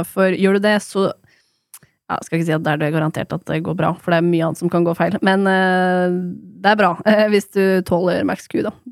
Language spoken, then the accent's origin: Norwegian; Norway; Men jeg er en nordmann, og her er det dårlig mm. tilbud.